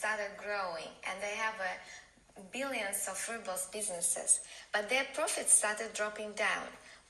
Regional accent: Moscow, Russia; I'm from Moscow.

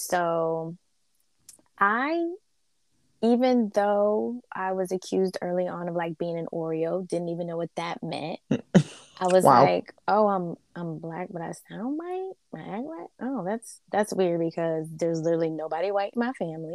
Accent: Northeast, United States; also born or lived in the South (US); I was born in the South and grew up in the Northeast

